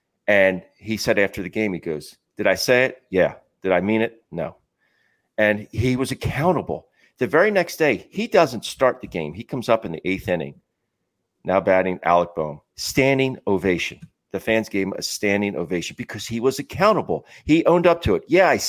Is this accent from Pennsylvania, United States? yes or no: yes; Philadelphia, Pennsylvania, United States; And growing up in this area, I think there's just the passi